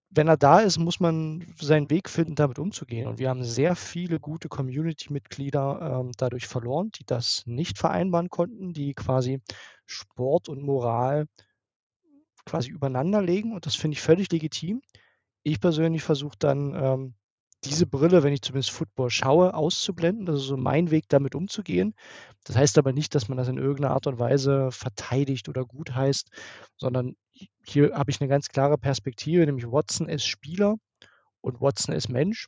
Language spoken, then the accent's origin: German; near Dresden, Saxony, Germany; ich komme aus der Nähe von Dresden